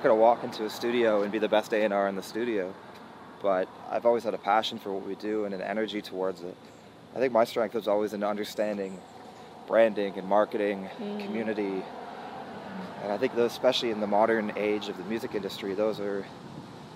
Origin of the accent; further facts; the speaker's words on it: Mississauga, Ontario, Canada; I grew up in Mississauga, just outside of Toronto.